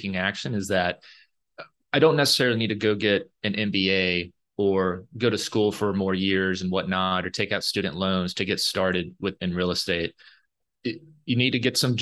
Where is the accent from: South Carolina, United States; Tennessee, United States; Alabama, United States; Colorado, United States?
Alabama, United States; moved away as an adult; also born or lived in New York; I'm from Alabama originally and grew up totally into sports, football